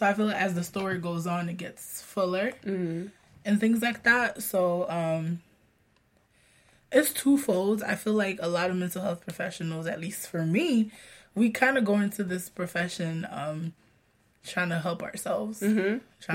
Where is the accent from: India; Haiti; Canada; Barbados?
Haiti; moved away; also born or lived in Florida; growing up in Haiti